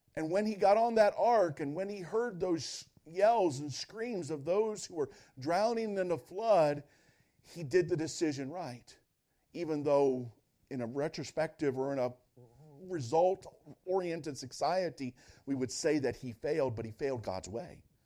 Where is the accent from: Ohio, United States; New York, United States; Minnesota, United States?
Ohio, United States; Northwest; I grew up in Northwest Ohio